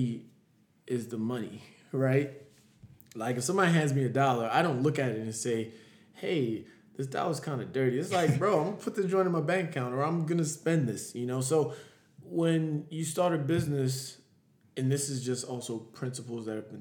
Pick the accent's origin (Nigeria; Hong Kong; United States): Nigeria; I'm Nigerian